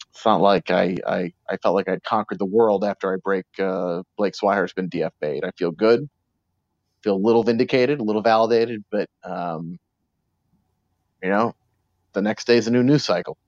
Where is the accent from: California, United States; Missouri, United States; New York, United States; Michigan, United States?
New York, United States; New York City; I grew up in New York City